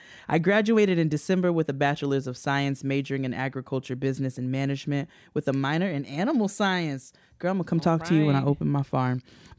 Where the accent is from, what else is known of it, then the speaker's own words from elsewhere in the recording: New York, United States; I'm from New York, Westchester County.